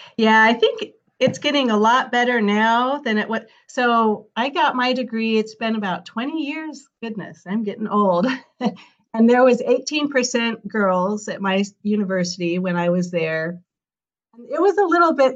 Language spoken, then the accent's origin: English; Colorado Rocky Mountains, United States; I grew up in Colorado Rocky Mountains